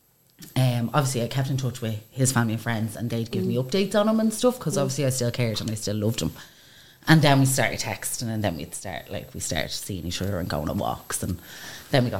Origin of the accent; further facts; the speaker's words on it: Baldoyle, Leinster, Ireland; We grew up in Baldoyle, small town.